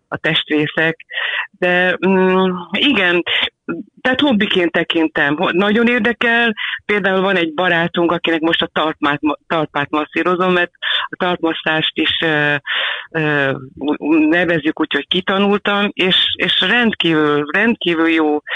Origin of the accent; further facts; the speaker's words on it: Balassagyarmat, Nógrád, Hungary; now in Budapest, Hungary; nálunk Valasi Gyarmatonon egy ilyen, ilyen védőhálóban éltünk mindannyian anyu égkörében. Sportoltam, közlekedni lehetett gyalog vagy biciklivel